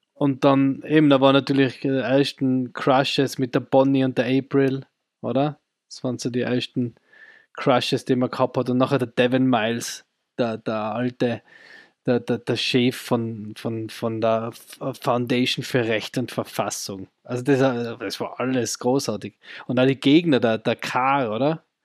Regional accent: Austria; bei uns in Österreich am ORF

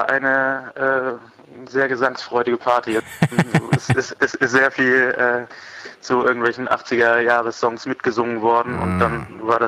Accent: Göttingen, Lower Saxony, Germany; Ursprünglich kommen wir aus Göttingen.

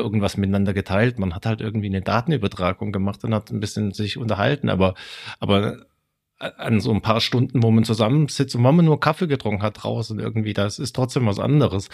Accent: Stuttgart, Baden-Württemberg, Germany; accent: Swabian; wo ich herkomme, wo ich äh, meinen schwäbischen Akzent auch noch äh, gelernt habe

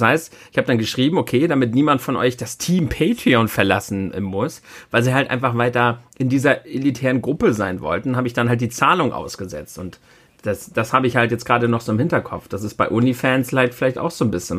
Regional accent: Germany; bei uns in Deutschland

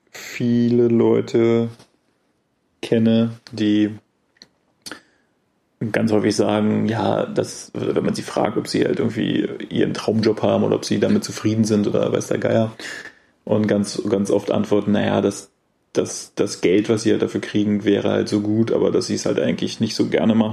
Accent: Germany; accent: German; versuche ich mich anzustrengen, so zu reden, dass man vielleicht nicht sofort meinen deutschen Akzent ähm, bemerkt.

